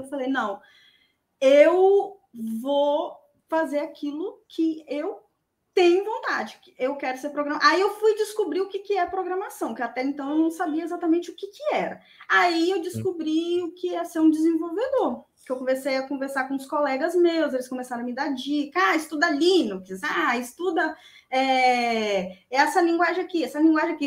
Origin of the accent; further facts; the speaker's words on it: Vila Velha, Espírito Santo, Brazil; eu sou de Vila Velha, Espírito Santo.